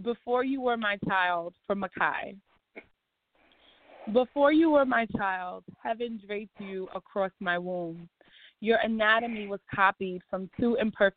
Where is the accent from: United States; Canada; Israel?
United States; New York; also born or lived in Barbados; When I first came from Barbados, I lived in Harlem for most of my childhood. And now I live in the South Bronx